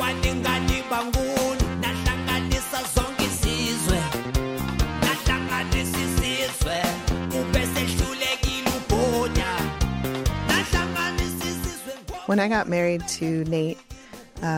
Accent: United States; as a white American kid

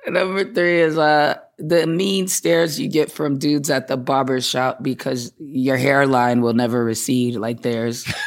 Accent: Boston, Massachusetts, United States; also born or lived in Atlanta, Georgia; I grew up in Boston. I'm from Boston. Uh, lived there my whole life

